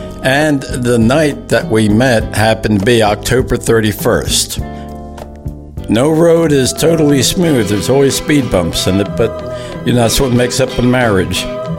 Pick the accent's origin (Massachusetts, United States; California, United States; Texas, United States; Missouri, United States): California, United States; moved away as an adult; now in Crawfordville, United States; I was born in California, but I moved here to Crawfordville in 1999.